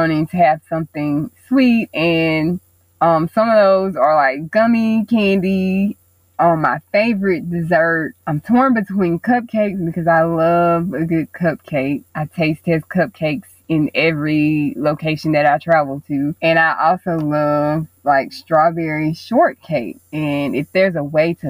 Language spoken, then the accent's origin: English; Mobile, Alabama, United States; I was born and raised in Mobile, Alabama.